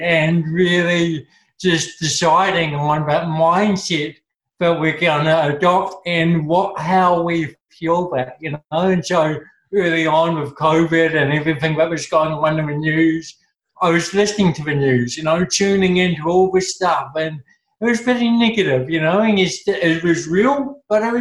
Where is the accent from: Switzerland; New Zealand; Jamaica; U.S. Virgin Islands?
New Zealand; Napier, Hawke's Bay; I grew up in Napier